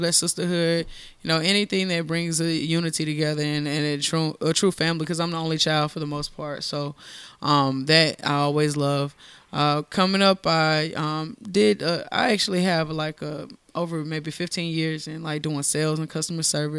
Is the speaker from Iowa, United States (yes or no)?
no; Augusta, Georgia, United States; also born or lived in Monterey, California; I actually was born in Monterey, California, but I was raised in Augusta, Georgia. I love my city.